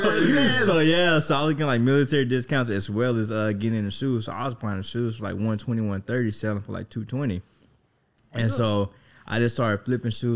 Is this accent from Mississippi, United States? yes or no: yes; Mississippi, United States; now in Texas, United States; I'm from Mississippi